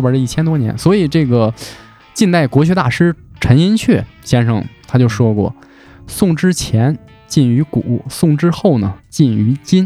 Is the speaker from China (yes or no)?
yes; Hebei, China; 咱们整个华北地区，尤其咱们河北这边儿